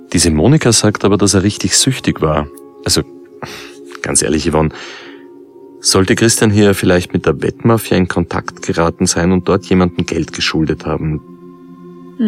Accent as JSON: {"language": "German", "region": "Vienna", "country": "Austria", "said": "als Wiener"}